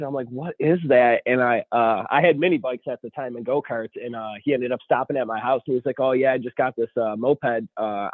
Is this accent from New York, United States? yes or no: yes; Buffalo, New York, United States; I'm from Buffalo, New York